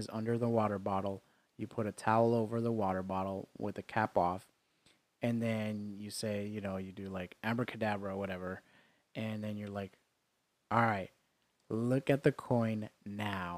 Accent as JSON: {"language": "English", "region": "New York", "country": "United States", "tie": "born or raised there", "said": "When I was in high school, in growing up in New York"}